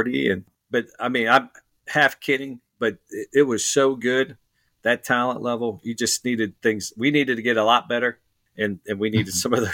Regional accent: Manchester, Ohio, United States; I grew up in Manchester.

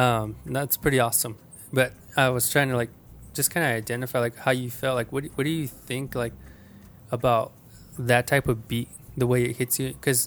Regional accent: Mescalero, New Mexico, United States; I really wanted people to know I was from New Mexico.

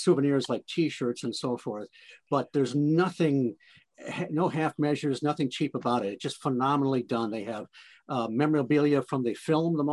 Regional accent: Detroit, Michigan, United States; now in South Central Michigan, United States; I grew up in around Detroit. I'm in South Central Michigan now

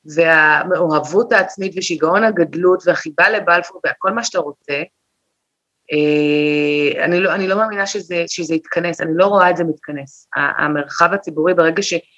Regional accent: Israel; אני הייתי ישראלית לגמרי

